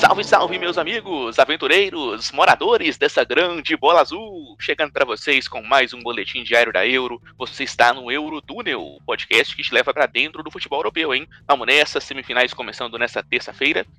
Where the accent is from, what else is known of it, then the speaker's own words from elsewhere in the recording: Brazil; a gente pensar assim como brasileiro